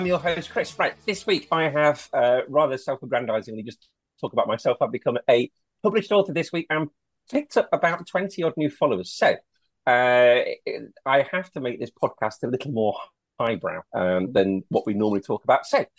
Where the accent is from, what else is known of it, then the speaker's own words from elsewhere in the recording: Leicester, East Midlands, United Kingdom; when I was growing up in Leicester